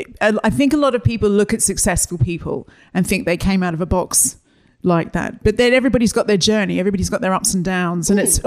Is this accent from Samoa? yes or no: no; Australia; moved away as an adult; now in London, United Kingdom; all the other Aussies.